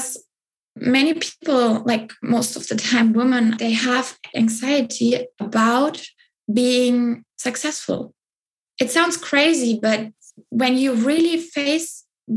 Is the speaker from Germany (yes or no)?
yes; Southern Germany, Germany; I grew up in Germany, in the south of Germany